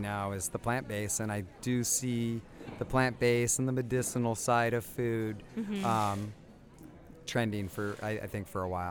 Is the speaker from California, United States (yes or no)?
yes; California, United States; I am from California originally